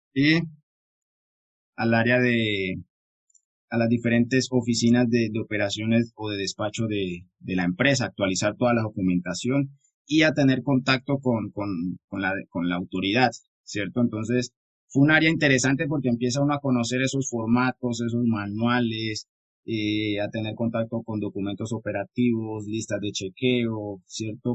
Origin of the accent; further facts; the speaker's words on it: San Andrés, San Andrés, Providencia and Santa Catalina, Colombia; soy de Colombia. Vengo de la hermosa isla de San Andrés.